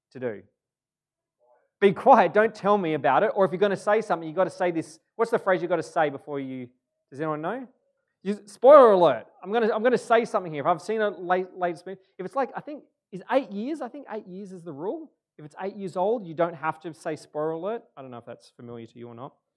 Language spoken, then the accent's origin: English; Moe, Victoria, Australia; also born or lived in Churchill; I was born in the Gippsland in a town called Maui